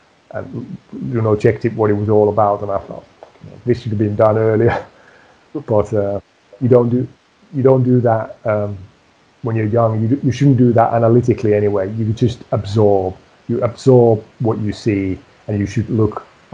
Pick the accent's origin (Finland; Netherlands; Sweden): Finland; Tampere, Pirkanmaa; moved away as an adult; also born or lived in Preston, England; my hometown city of Tampere.